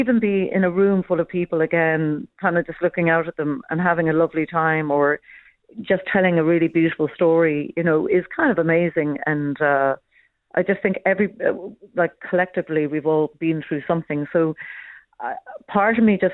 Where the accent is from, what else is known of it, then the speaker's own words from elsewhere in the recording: Cork, Munster, Ireland; now in Dublin, Ireland; I'm from Cork originally, living in Dublin now